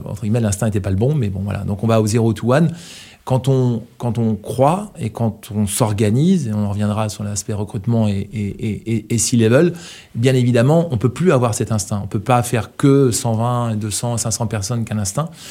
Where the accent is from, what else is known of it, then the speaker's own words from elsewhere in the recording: Brittany, France; quand on est breton